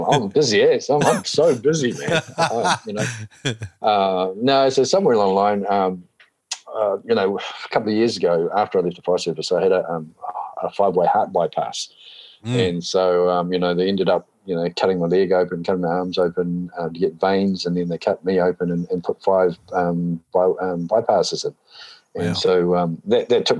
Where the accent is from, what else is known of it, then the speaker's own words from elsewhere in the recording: Hawke's Bay, New Zealand; moved away as an adult; also born or lived in Otago; now in Taranaki, New Zealand; I grew up over in Hawke's Bay. So Hawke's Bay boy